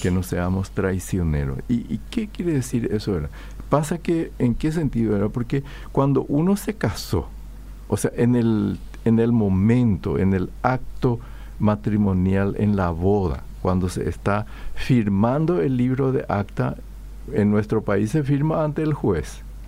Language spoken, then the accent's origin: Spanish; Paraguay; yo también soy paraguayo, forma, formo parte de esta cultura